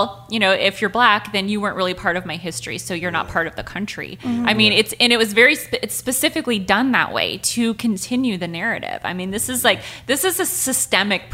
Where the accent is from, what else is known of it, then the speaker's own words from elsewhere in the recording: United States; moved away; also born or lived in Montana / Wyoming; I grew up in Montana and Wyoming, which is a heavily white population.